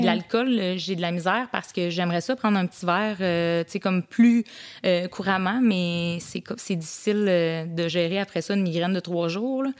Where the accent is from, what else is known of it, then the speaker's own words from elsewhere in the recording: Saint-Jean-Port-Joli, Quebec, Canada; je viens du coin de Saint-Jean-Port-Joli